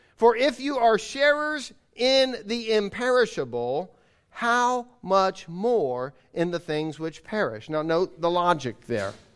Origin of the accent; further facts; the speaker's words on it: United States; as an American, as being raised in the era that I was raised